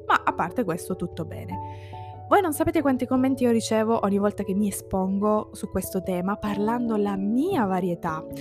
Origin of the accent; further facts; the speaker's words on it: eastern Sicily, Italy; first language Italian; moved away as an adult; now in Turin, Italy; Ma ho vissuto tutta la mia infanzia e adolescenza in Sicilia. Sono nata lì